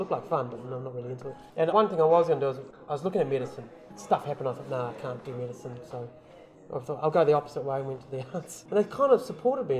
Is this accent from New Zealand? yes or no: yes; Wellington, New Zealand; I was born in New Zealand, in Wellington. Dad came over in the 60s or 50s or something like that. Grandparents were already here. Mum and Dad got together. We basically settled in North Wellington, so Newlands, around that area